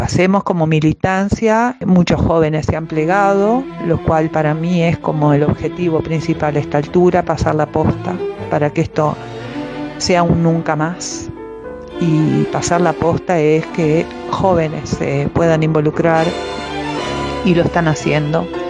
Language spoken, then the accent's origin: Spanish; Uruguay; Soy uruguaya